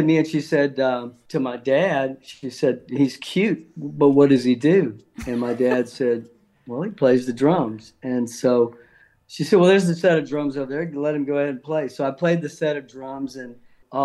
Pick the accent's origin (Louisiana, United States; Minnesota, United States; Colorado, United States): Louisiana, United States; South; I'm from South Louisiana, Cajun.